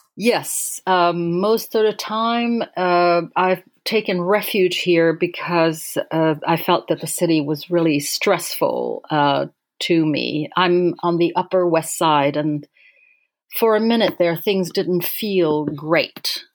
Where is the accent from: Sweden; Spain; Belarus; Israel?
Sweden; moved away as an adult; also born or lived in Paris, France; I grew up in in Sweden um, and moved to Paris to work with him eventually